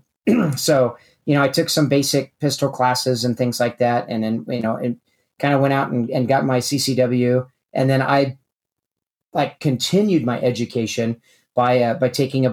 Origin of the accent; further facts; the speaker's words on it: Kansas City, Missouri, United States; I'm originally from Kansas City, Missouri